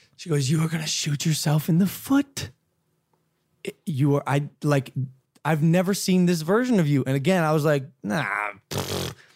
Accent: Ohio, United States; I'm a kid from Ohio, bro. I'm from Ohio

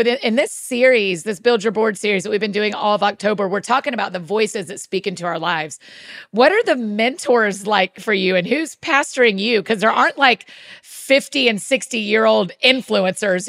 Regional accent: Georgia, United States; I'm from Georgia.

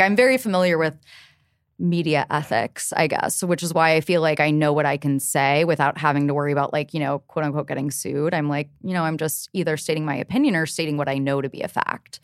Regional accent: Cincinnati, Ohio, United States; moved away as an adult; now in New York City, United States; I grew up in Cincinnati

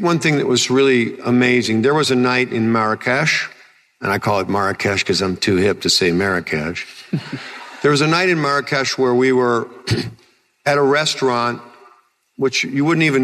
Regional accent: Illinois, United States; I'm just a guy from Illinois

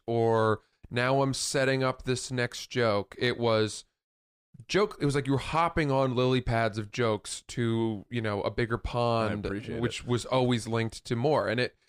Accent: England, United Kingdom; but I'm English.

